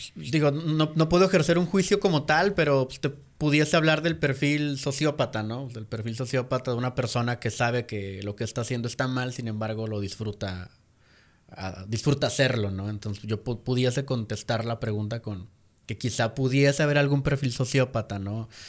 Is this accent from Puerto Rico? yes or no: no; Mexico; nosotros como mexicanos